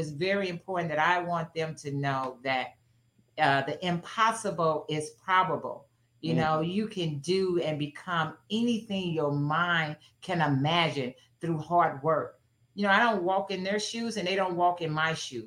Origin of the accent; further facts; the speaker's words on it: East St. Louis, Illinois, United States; my hometown of East St. Louis